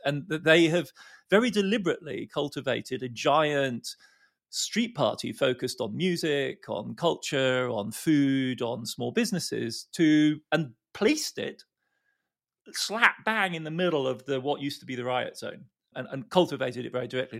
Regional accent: Germany; a kid like me growing up in West Berl, West Germany

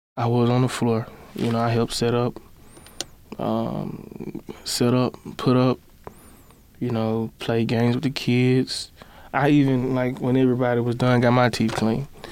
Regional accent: Birmingham, Alabama, United States; at home in Birmingham, my hometown

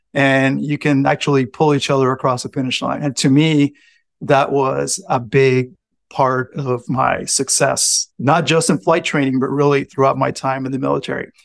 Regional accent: San Juan, Puerto Rico; moved away as an adult; I grew up in San Juan, Puerto Rico.

